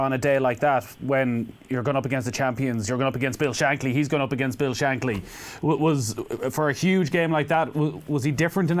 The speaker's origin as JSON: {"language": "English", "area": "Mayo", "region": "Connacht", "country": "Ireland", "said": "I'm from Mayo"}